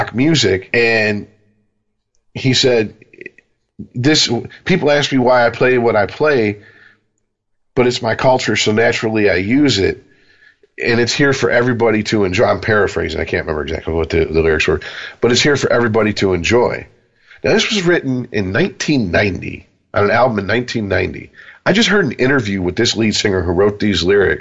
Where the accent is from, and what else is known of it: United States; born or raised there